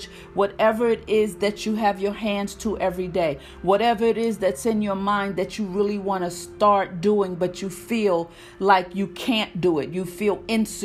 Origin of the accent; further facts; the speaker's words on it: New York City, New York, United States; moved away as an adult; now in North Carolina, United States; born and raised in Harlem, New York